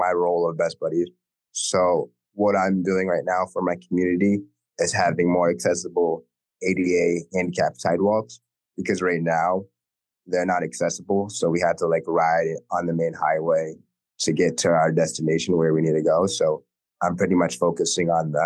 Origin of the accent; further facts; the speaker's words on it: Newport, Rhode Island, United States; I'm from Newport